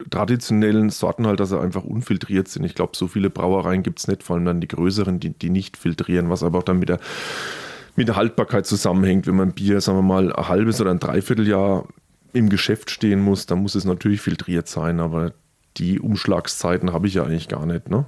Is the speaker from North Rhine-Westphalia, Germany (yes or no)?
no; Würzburg, Bavaria, Germany; Friedensbräu als Würzburger denkt man natürlich ans Bestattungsinstitut, ne?